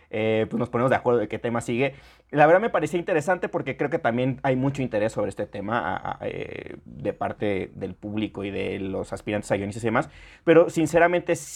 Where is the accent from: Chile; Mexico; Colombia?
Mexico